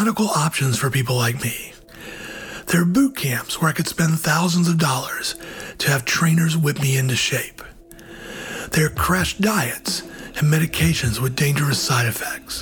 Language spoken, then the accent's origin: English; Georgia, United States; my home state of Georgia